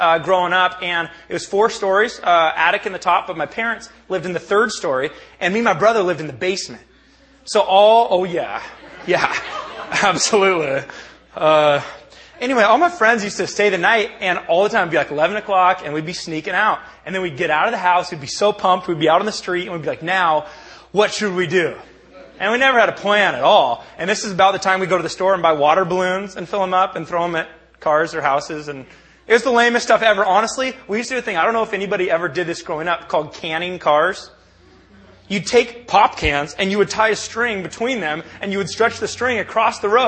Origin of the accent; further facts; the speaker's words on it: Bellingham, Washington, United States; I was born and raised in the Northwest. I'm a product of Bellingham, Washington